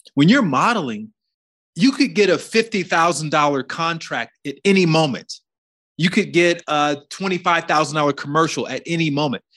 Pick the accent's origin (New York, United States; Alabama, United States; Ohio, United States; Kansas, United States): Alabama, United States; where I grew up in Alabama